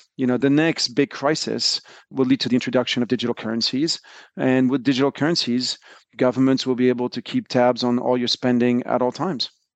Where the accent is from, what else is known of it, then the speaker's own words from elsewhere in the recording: France; moved away as an adult; also born or lived in United States; So, I grew up in France, and I moved to the U S in the early nineties to, to go to college.